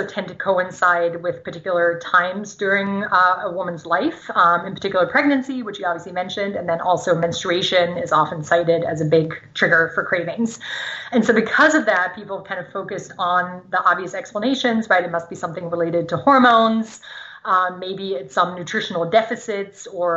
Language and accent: English; Germany; first language German; English is a second language; moved away; So I grew up in Germany, speaking German. My parents are German